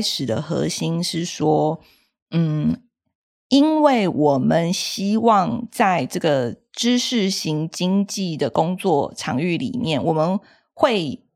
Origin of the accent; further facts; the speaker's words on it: Taiwan; 我是一个在台湾土生土长长大的小孩，也是在台湾受教育